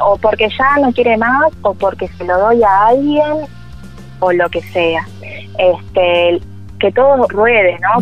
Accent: Buenos Aires, Argentina; somos de Buenos Aires. Y bueno, todo lo, el ritmo citadino, más que nada porteño

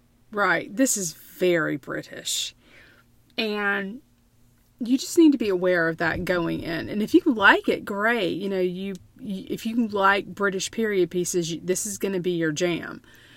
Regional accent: United States; I'm an American

